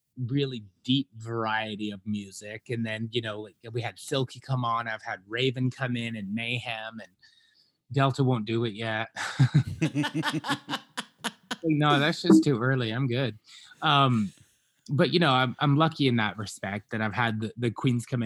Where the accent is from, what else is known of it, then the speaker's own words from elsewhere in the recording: Scotland, United Kingdom; moved away; I grew up in Scotland